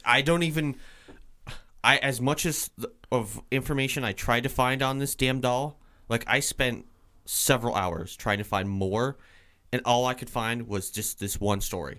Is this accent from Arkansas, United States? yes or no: no; Vermont, United States; I'm from Vermont